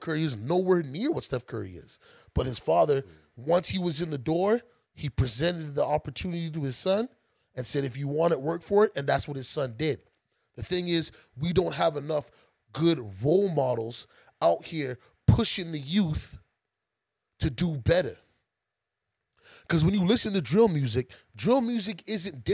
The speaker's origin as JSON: {"language": "English", "country": "Canada", "said": "I'm Canadian"}